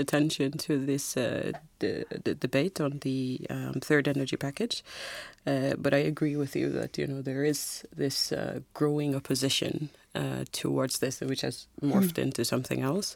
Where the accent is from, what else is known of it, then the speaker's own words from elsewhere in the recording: Jamaica; now in Iceland; I'm from Jamaica